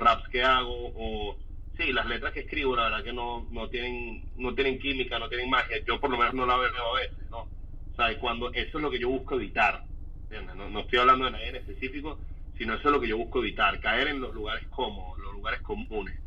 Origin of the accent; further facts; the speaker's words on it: Caracas, Capital District, Venezuela; yo soy un chamo del British, eh, yo estudié en San Ignacio